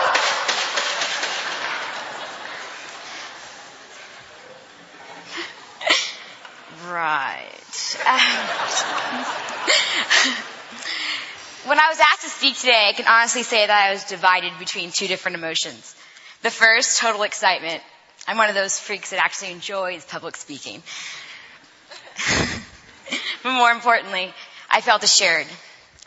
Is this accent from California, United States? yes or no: yes; Fresno, California, United States; my hometown of Fresno, the armpit of California